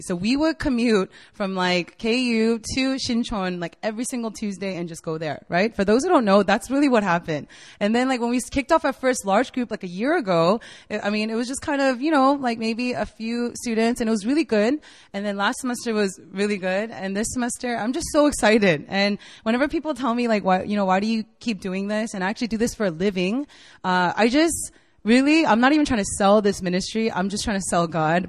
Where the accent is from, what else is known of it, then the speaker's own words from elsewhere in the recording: United States; moved away as an adult; also born or lived in Virginia / Korea; now in South Korea; I'm from the States. I was born and raised there